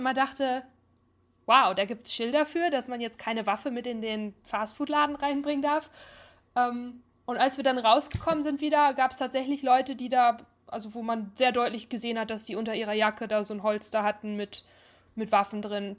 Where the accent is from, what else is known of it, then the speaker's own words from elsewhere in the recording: Ruhr area, North Rhine-Westphalia, Germany; moved away as an adult; now in United States; ich bin ein Ruhrpott-Kind.